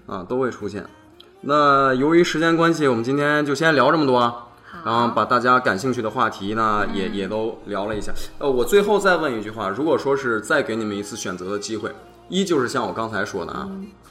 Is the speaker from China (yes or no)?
yes; Xining, Qinghai, China; moved away; 我老家是在，呃，我们祖国的大西北